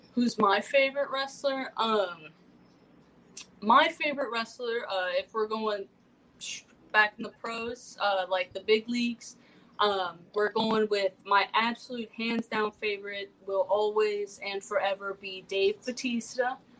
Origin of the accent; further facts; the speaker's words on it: Compton, California, United States; I'm straight from Compton, California